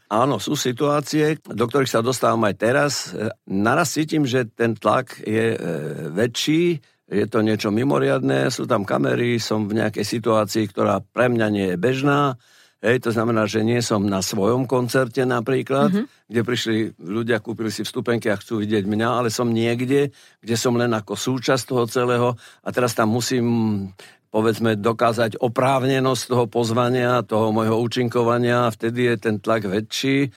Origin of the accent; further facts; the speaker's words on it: Prešov, Prešov Region, Slovakia; moved away as an adult; now in Bratislava, Slovakia; Ostal som v Bratislave, nevrátil som sa do Prešova, odkiaľ pochádzam